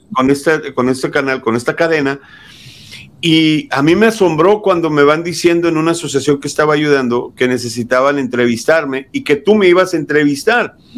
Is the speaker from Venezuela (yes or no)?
no; Mexico; moved away as an adult; now in United States; Yo soy nacido aquí en Estados Unidos, fui criado en México y a mis 28 años decido venirme a Estados Unidos